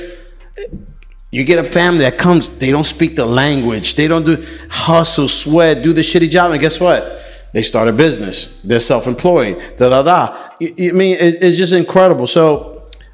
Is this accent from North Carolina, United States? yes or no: no; New York City, New York, United States; I grew up in the Bronx. I left my neighborhood at 16